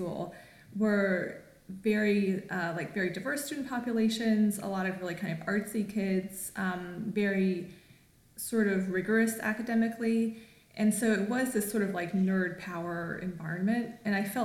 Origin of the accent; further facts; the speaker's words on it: Raleigh, North Carolina, United States; moved away as an adult; now in Los Angeles, United States; I grew up in Raleigh, North Carolina, so it's the South, but it's kind of the New South.